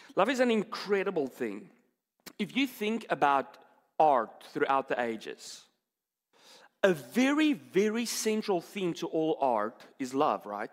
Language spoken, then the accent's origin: English; South Africa; moved away; I'm from South Africa